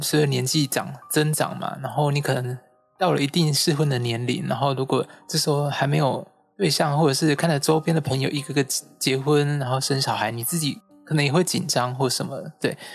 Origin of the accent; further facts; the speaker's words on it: Kaohsiung, Taiwan; now in Taipei, Taiwan; 我的家乡是在高雄